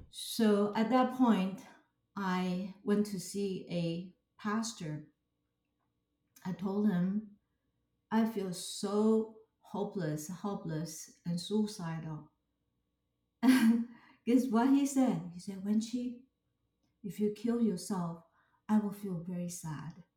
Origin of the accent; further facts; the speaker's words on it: Taipei, Taiwan; I was born in Taipei, Taiwan, and grown up in a Chinese culture